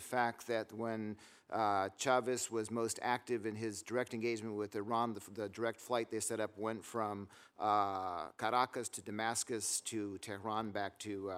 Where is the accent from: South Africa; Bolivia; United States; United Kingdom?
Bolivia; moved away; I grew up in Bolivia